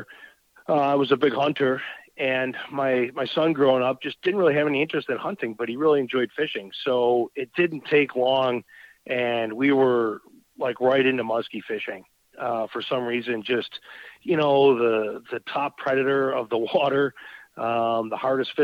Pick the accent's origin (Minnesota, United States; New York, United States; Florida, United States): New York, United States; Buffalo; now in Wisconsin, United States; I grew up in Buffalo, New York. So I'm an East Coast boy